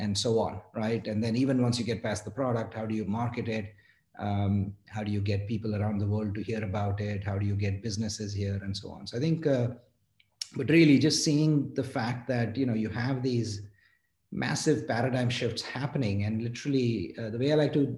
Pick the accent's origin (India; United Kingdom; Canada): India; Mumbai, Maharashtra; moved away as an adult; now in United States; I grew up in India, in Mumbai